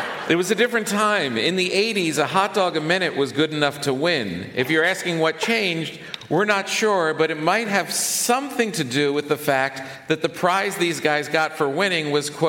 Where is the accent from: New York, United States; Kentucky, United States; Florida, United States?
New York, United States; New York City; But the thing that really strikes me as a New Yorker is the size of everyone's apartments.